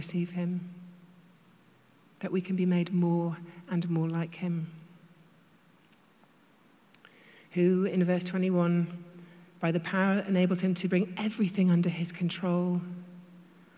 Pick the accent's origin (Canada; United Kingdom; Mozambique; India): United Kingdom; now in United States; I'm British